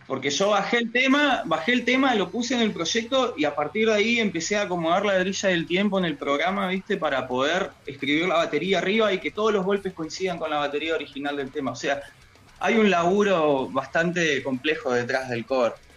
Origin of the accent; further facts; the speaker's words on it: Villa Regina, Río Negro, Argentina; Yo soy de Villa Regina, Río Negro, acá estamos representando al Valle